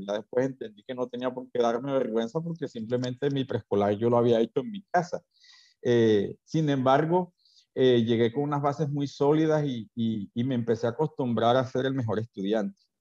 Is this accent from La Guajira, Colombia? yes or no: yes; Riohacha, La Guajira, Colombia; also born or lived in Bogotá / Manaure / Bilbao; yo me quiero ir de este pueblo, yo en ese entonces no valoraba lo que era este terruño